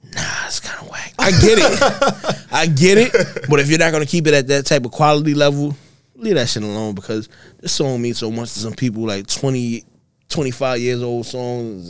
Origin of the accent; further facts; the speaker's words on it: New York, United States; we are from New York